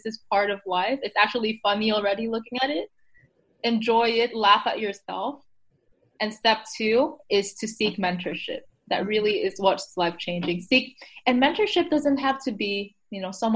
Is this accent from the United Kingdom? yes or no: no; Taiwan; I come from Taiwan, so it's a very collectivist society